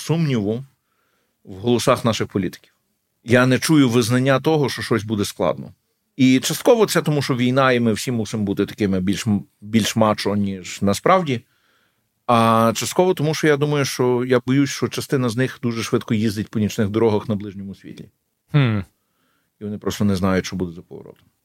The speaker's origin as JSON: {"language": "Ukrainian", "town": "Lviv", "region": "Lviv Oblast", "country": "Ukraine", "also_born_or_lived": "Kyiv", "moved": "yes", "said": "я львів'янин"}